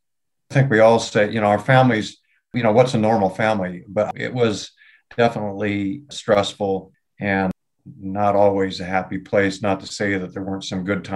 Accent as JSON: {"language": "English", "area": "southeast of Seattle", "region": "Washington", "country": "United States", "tie": "born or raised there", "also_born_or_lived": "Detroit Lakes, Minnesota", "said": "I grew up in a family eventually of seven children, and obviously steel worker, blue collar neighborhood, southeast of Seattle, pretty tough neighborhood"}